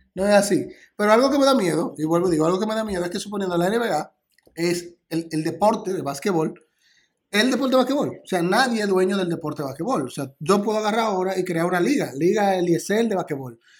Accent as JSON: {"language": "Spanish", "country": "Dominican Republic"}